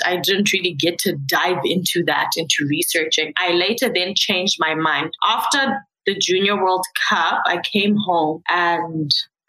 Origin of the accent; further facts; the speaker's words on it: Harare, Zimbabwe; now in Winnipeg, Canada; I'm from Zimbabwe, Harare to be specific. Harare means the city that never sleeps, practically.